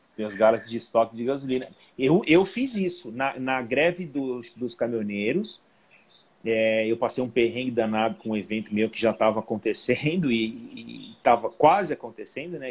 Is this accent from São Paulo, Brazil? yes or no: yes; Ribeirão Preto, São Paulo, Brazil; eu sou de Ribeirão Preto